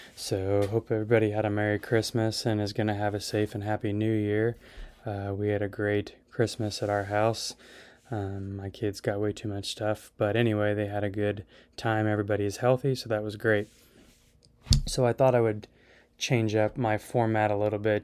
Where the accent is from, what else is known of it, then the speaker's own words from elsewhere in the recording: Phillipsburg, Kansas, United States; I was born and raised up in Phillipsburg, Kansas